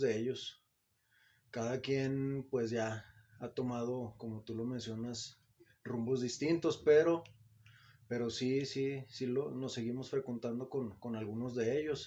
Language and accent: Spanish; Zacatecas, Mexico; yo soy zacatecano, soy nacido en Zacatecas, Zacatecas